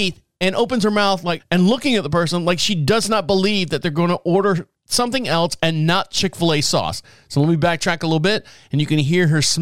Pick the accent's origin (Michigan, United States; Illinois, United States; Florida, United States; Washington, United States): Florida, United States; Orlando; I was born and raised in Orlando